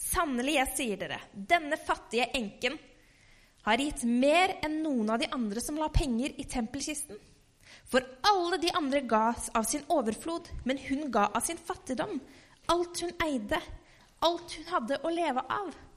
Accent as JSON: {"language": "Norwegian", "town": "Halden", "region": "Østfold", "country": "Norway", "tie": "born or raised there", "said": "hjemme i Halden"}